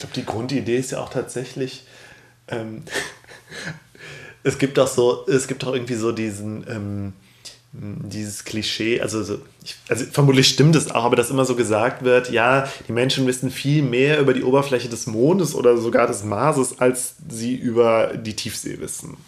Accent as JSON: {"language": "German", "town": "Cologne", "region": "North Rhine-Westphalia", "country": "Germany", "said": "ich bin ja ein Kölner"}